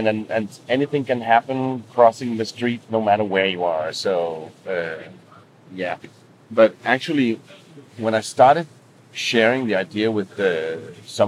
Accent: Denmark; moved away as an adult; I come from one of the countries where everything is expensive

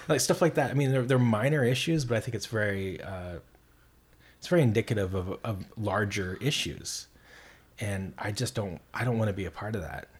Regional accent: Montana, United States; also born or lived in Minnesota; now in Portland, United States; growing up in Montana

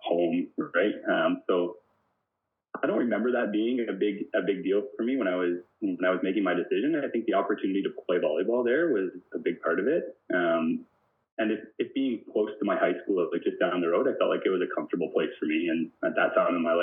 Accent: Simcoe, Ontario, Canada; also born or lived in Jarvis, Ontario; So I grew up in a couple of small towns, kind of southwest Ontario. I started my life in Jarvis, Ontario, and then moved to Simcoe, which is a small town near Lake Erie

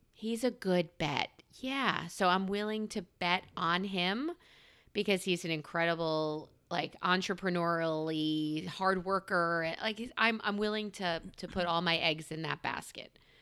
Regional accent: New York, United States; I'm a New Yorker.

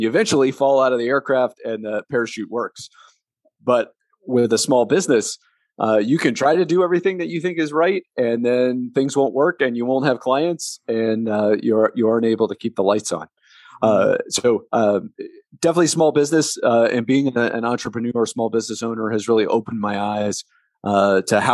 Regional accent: Delaware, Ohio, United States; I grew up in Delaware, Ohio, which is in the middle of the state in a small town

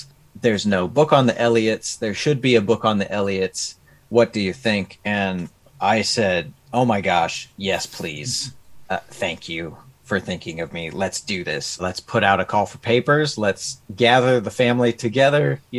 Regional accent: Midwest, United States; You know, growing up in the Midwest, it's interesting seeing those old Victorian mansions and stuff.

